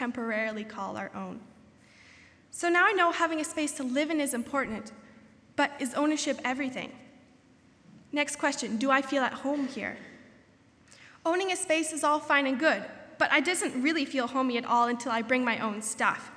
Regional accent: southern Ontario, Canada; moved away as an adult; now in Goshen, United States; as a Canadian whose home is right in the middle of one of the snow belts in southern Ontario

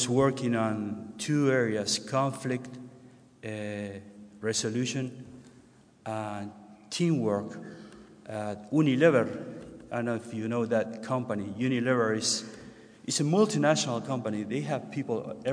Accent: Buenos Aires, Argentina; moved away as an adult; also born or lived in Ecuador; I grew up in Buenos Aires in a northern suburb.

